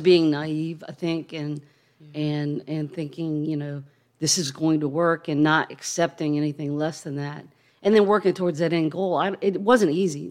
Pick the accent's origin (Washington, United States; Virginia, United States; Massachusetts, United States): Virginia, United States; Charlottesville; also born or lived in Chesapeake Bay; we grew up on the Chesapeake Bay